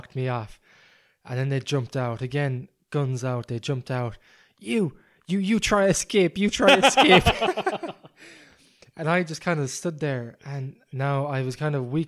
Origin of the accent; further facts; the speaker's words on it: Ireland; I'm from Ireland where it's very cold.